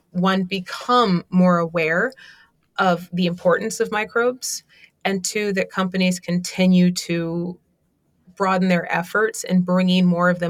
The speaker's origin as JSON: {"language": "English", "town": "Baltimore", "region": "Maryland", "country": "United States", "tie": "born or raised there", "said": "I grew up in West Baltimore"}